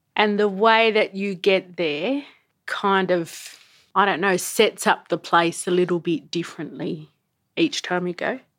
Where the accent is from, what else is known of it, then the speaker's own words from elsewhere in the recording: Sydney, New South Wales, Australia; also born or lived in Yuwaalaraay Country, New South Wales; now in Canberra, Australia; I grew up in Sydney and I now live in Canberra